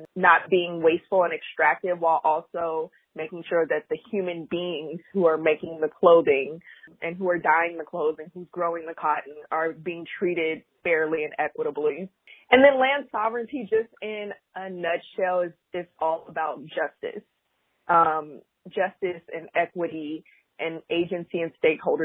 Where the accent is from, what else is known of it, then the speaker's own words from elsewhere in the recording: Oakland, California, United States; moved away as an adult; now in New York, United States; I'm from Oakland, California, but I reside in New York. I've been here for about 8 years